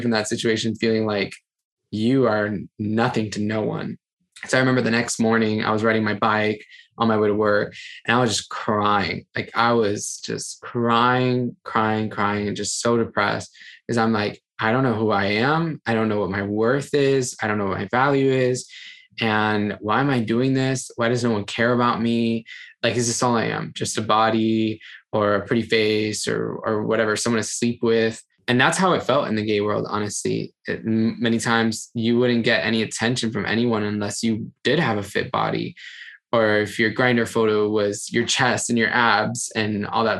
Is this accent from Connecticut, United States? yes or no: no; Miami, Florida, United States; moved away as an adult; also born or lived in Brooklyn; I moved from Miami, left my house when I was 20